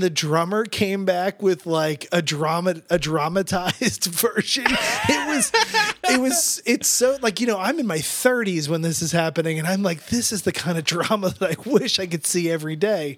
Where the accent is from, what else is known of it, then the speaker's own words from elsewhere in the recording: New Jersey, United States; growing up in South Jersey